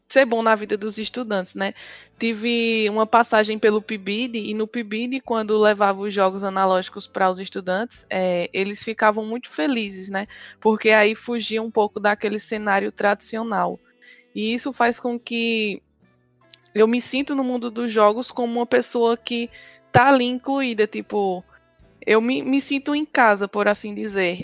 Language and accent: Portuguese; Surubim, Pernambuco, Brazil; sou do interior da cidade de Surubim, no, no Agreste Pernambucano